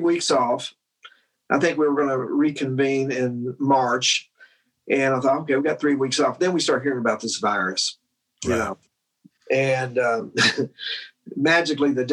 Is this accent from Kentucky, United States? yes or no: yes; Louisville, Kentucky, United States; also born or lived in Glasgow, Kentucky; I grew up in Louisville.